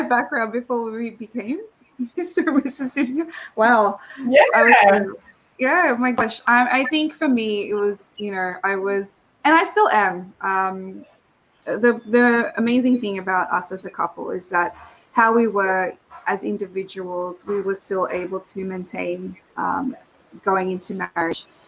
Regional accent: Sydney, New South Wales, Australia; also born or lived in Philippines; and also super proud of the fact that I was also raised here. So we came here back in '88

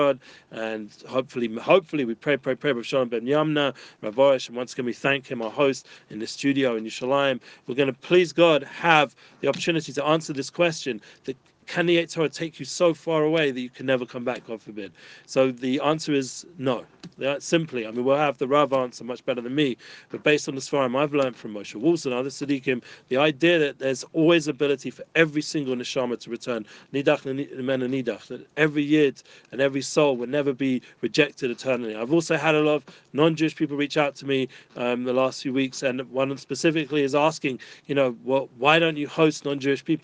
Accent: London, United Kingdom; growing up in North London

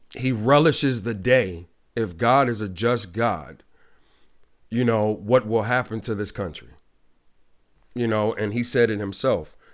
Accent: Ohio, United States; my home state, Cle, uh, Ohio, in Cleveland

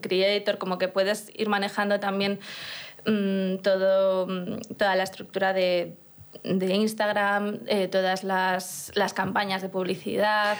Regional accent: Burgos, Castile and León, Spain; yo soy de Burgos, de una ciudad pequeña en la que no había muchos conciertos

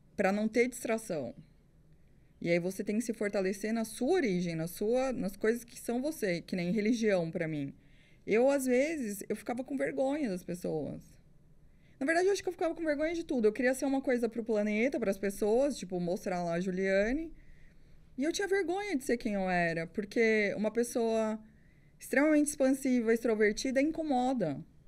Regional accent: Sertãozinho, São Paulo, Brazil; also born or lived in Cafelândia; eu sou de Cafelândia, fui criada em Sertãozinho

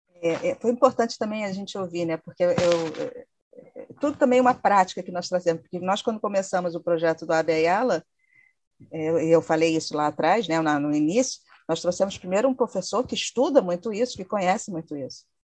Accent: Brazil

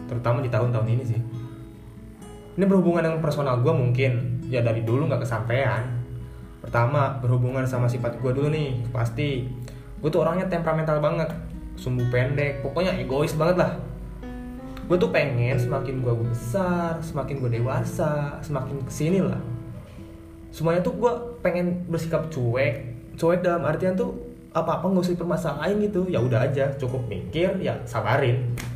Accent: Pandeglang, Banten, Indonesia; also born or lived in Central Java; umur gue 18 tahun gue berasal dari Pandeglang Banten

